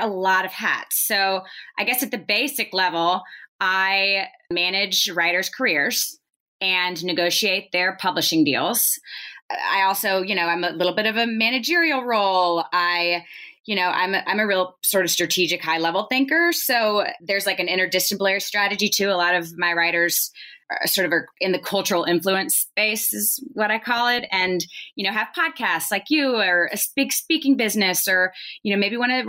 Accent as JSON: {"language": "English", "town": "Nashville", "region": "Tennessee", "country": "United States", "tie": "born or raised there", "said": "I was born and raised in Nashville"}